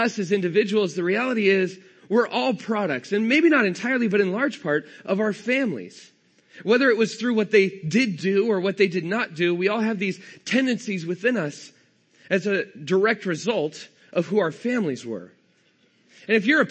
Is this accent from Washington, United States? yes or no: no; California, United States; I'm from California. I don't have a Texas accent.